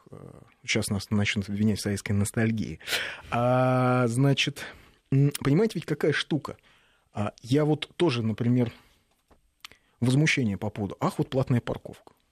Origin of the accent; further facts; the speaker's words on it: Moscow, Russia; Сам коренной москвич.